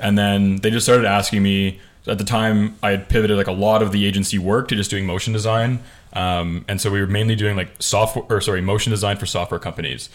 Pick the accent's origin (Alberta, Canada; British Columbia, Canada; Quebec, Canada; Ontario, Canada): Ontario, Canada; just outside of Toronto; I'm from like just outside of Toronto, Canada.